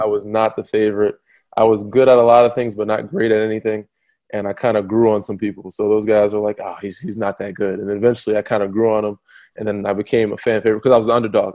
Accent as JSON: {"language": "English", "region": "New York", "country": "United States", "moved": "yes", "said": "I was from New York"}